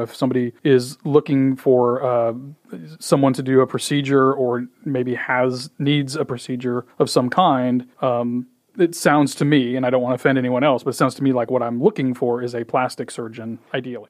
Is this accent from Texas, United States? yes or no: no; Indiana, United States; also born or lived in Michigan / Deer Creek, Illinois; now in Frisco, United States; I did most of my growing up in Indiana